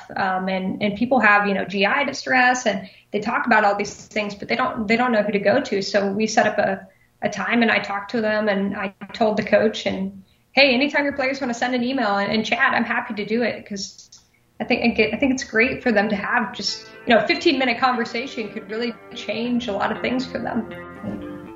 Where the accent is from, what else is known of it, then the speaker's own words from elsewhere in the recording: Oskaloosa, Iowa, United States; So I grew up in Iowa, small town called Oskaloosa